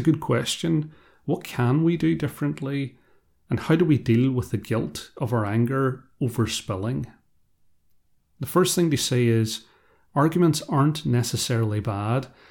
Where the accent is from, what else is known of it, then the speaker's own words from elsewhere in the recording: Ireland; I am also Irish, and I come from a background where we don't always deal with conflict well. In a part of rural Ireland I'm from